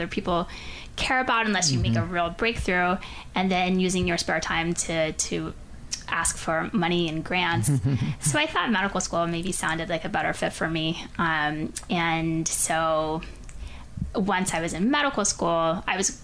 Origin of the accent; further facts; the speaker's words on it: Pensacola, Florida, United States; moved away as an adult; I grew up in Pensacola, Florida